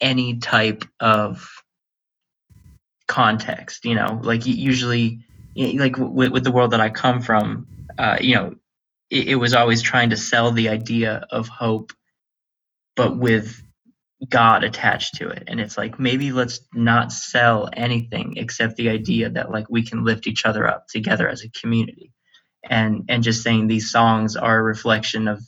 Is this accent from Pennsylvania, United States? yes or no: yes; Erie, Pennsylvania, United States; growing up in Erie, we're a poor city, and everyone here is working class